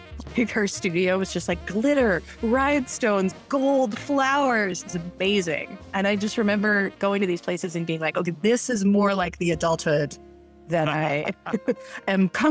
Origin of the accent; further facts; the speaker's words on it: New York City, New York, United States; I was born in New York City in 1985